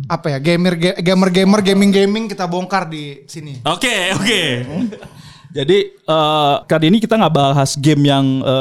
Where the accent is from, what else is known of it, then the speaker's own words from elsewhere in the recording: Lumajang, East Java, Indonesia; Dari kampung saya Lumajang, ya.